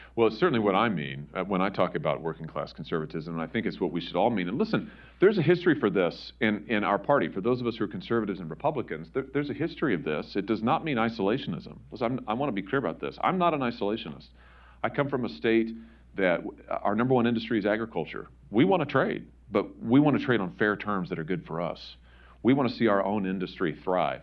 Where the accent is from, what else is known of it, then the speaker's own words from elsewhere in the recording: Missouri, United States; my home state of Missouri